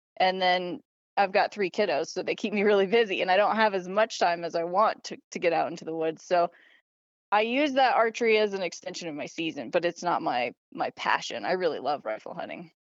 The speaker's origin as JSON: {"language": "English", "region": "Idaho", "country": "United States", "tie": "born or raised there", "moved": "yes", "lives_now": "Montana, United States", "said": "I was born and raised in Idaho"}